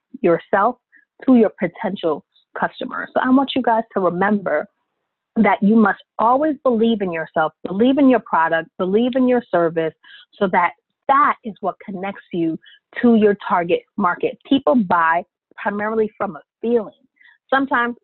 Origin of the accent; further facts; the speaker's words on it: New York, United States; I'm a New Yorker